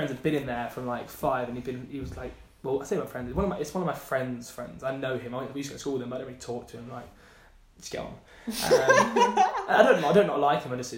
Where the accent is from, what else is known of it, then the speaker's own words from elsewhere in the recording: Leicester, East Midlands, United Kingdom; accent: Midlands; I'm from Leicester.